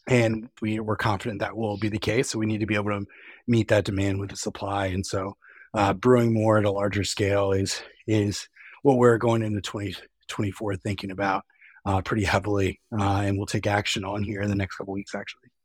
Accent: East Coast, United States; now in West Coast, United States; although I'm on the West Coast, I mean, I, I'm from the East Coast

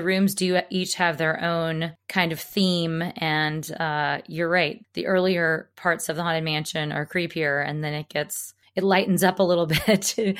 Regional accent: Alabama, United States; I mean, I grew up in Alabama, so I should know because they're kind of like the ones in the Mississippi.

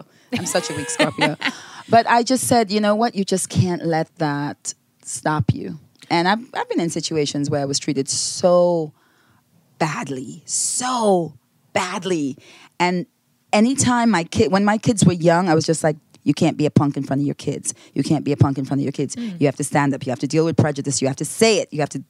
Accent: Grenada; now in United States; When I was growing up in Grenada, I never heard the words, the N-word

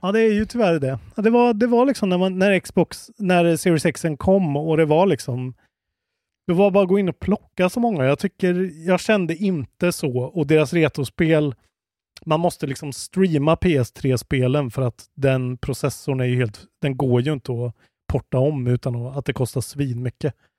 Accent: Sweden; man blir ju stolt som svensk

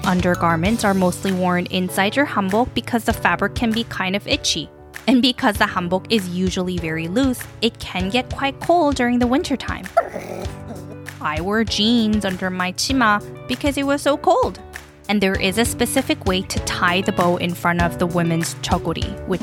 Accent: South Korea; moved away; When I was growing up in Korea

